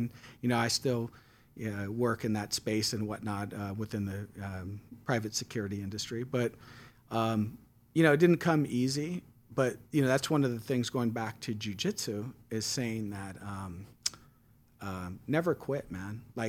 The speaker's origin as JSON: {"language": "English", "town": "San Francisco", "region": "California", "country": "United States", "tie": "born or raised there", "said": "So, like, I grew up in San Francisco, and I was adopted."}